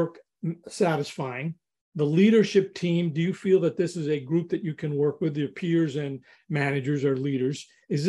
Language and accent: English; New York, United States; I grew up in New York